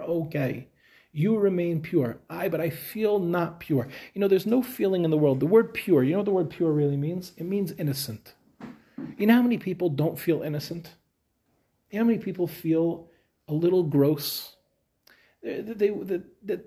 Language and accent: English; Five Towns, New York, United States; moved away as an adult; also born or lived in Queens, New York; now in Israel; we grew up in the Five Towns